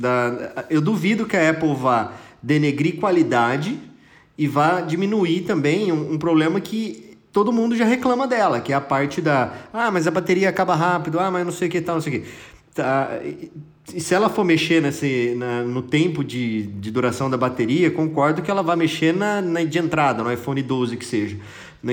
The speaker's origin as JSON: {"language": "Portuguese", "country": "Brazil"}